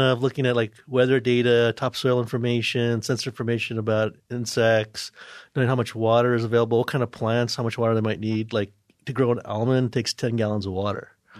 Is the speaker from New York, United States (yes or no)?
yes; New York, United States; Where I'm originally from, New York.